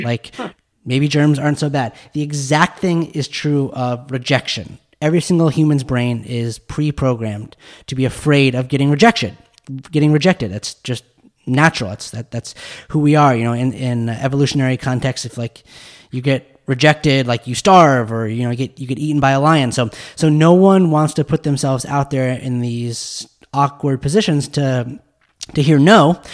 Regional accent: Park City, Utah, United States; I grew up in Park City, Utah

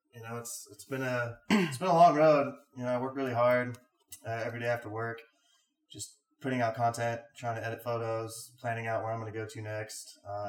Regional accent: Kansas City, Missouri, United States; moved away as an adult; now in Colorado, United States; So, originally I'm from Kansas City, Missouri side. And I moved

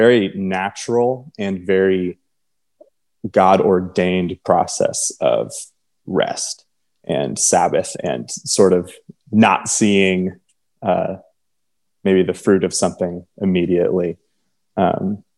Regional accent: Michigan, United States; also born or lived in Texas; now in Nashville, United States; I'm from Michigan and I live in Nashville

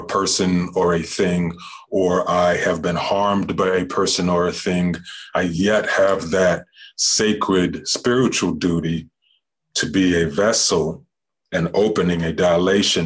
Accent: New Mexico, United States; I was born in the desert by the river, the Rio Grande, and that is absolutely a soaked and drenched indigenous land, Puebloan, Diné, Navajo, Hopi, Apache, and that's where I grew up

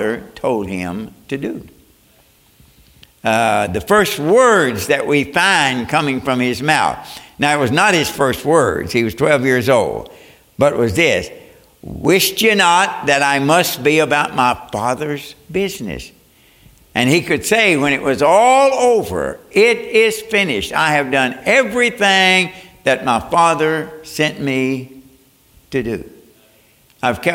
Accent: Kentucky, United States; moved away as an adult; also born or lived in Japan; I'm from Kentucky.

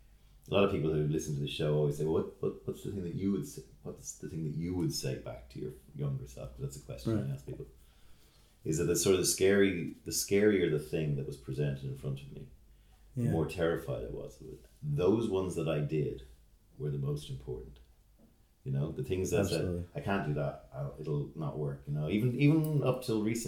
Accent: Ireland; being Irish

